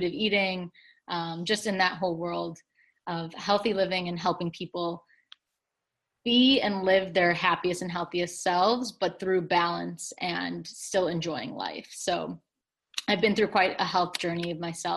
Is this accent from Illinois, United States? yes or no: yes; Chicago, Illinois, United States; moved away as an adult; also born or lived in Michigan; I'm from Chicago originally, but I went to the University of Michigan for undergrad